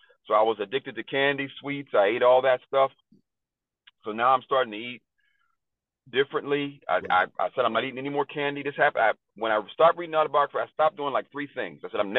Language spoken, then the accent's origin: English; Pittsburgh, Pennsylvania, United States; I'm born and raised in Pittsburgh.